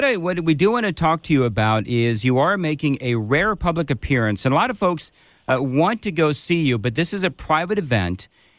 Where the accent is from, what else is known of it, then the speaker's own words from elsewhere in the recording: Southern California, United States; moved away; I am from Southern California